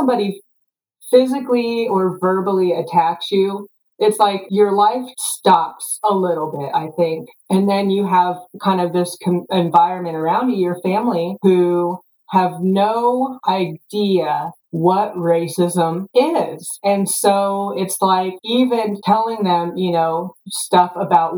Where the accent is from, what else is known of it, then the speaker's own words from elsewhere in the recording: Topeka, Kansas, United States; also born or lived in South Korea; I grew up in Topeka, Kansas